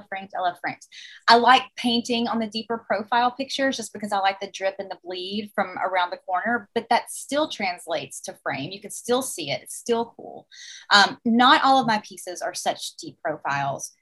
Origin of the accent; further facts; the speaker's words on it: the South, Alabama, United States; accent: Southern; now in New York, United States; growing up in the South